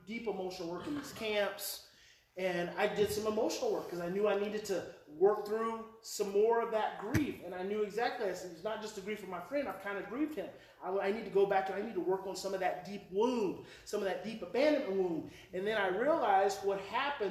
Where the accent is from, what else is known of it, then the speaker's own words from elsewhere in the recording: Oklahoma, United States; moved away; I'm from Oklahoma.